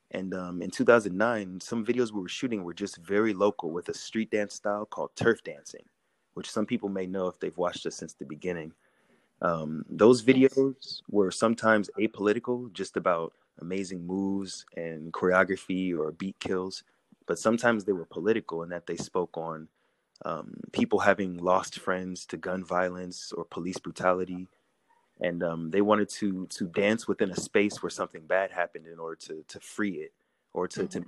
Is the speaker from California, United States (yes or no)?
yes; California, United States; also born or lived in Chicago, Illinois; I was born in Chicago, Illinois, and um, to two Black American parents who are descendants of slavery. Um, when my father joined the military when I was very young, the, the Navy specifically, we had to move to one coast and we moved to California.